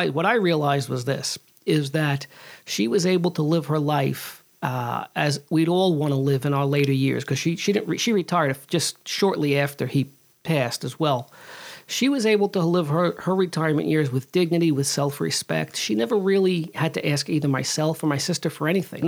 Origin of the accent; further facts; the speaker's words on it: New York City, New York, United States; I grew up in the Bronx in the 80s and 70s and 80s, really